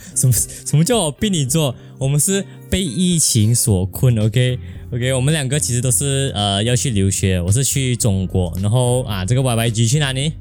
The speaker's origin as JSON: {"language": "Chinese", "country": "Malaysia", "said": "我们是来自马来西亚两百六十八青少年当中的两个废青"}